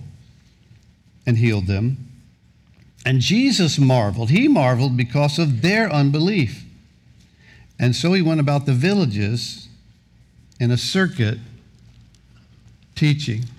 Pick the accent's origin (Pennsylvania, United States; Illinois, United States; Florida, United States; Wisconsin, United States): Florida, United States; Gulf Breeze; also born or lived in Kansas City, Missouri; I grew up here in Pensacola in Gulf Breeze